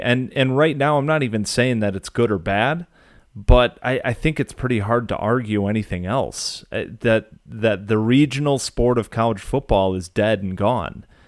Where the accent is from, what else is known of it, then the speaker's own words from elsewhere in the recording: Southeast Michigan, United States; growing up in Southeast Michigan